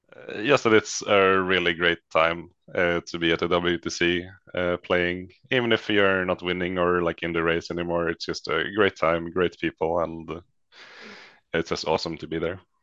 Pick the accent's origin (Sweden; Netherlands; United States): Sweden; Västerås, Västmanland; originally from Västerås in the middle of Sweden